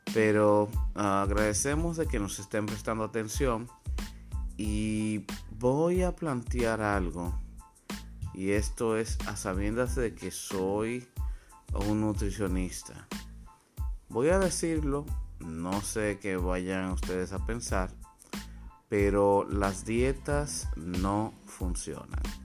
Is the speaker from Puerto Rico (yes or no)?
no; Dominican Republic; soy dominicano, así que este programa es desde República Dominicana